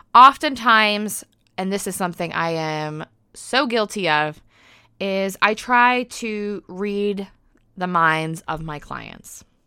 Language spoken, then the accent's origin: English; United States; accent: American; now in United Kingdom; I am an American living in the U K, so yes, that is an accent you probably detect.